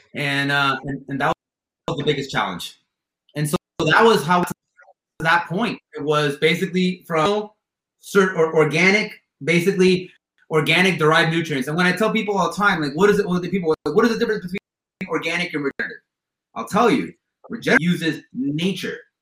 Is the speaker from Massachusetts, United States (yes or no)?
no; Miami, Florida, United States; moved away as an adult; now in California, United States; I grew up in Miami